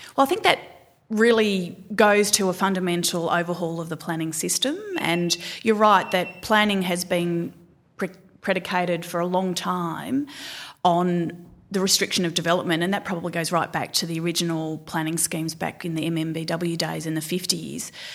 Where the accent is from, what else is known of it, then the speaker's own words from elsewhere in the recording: Gisborne, Victoria, Australia; I grew up just outside of Melbourne in a, what was a little town called Gisborne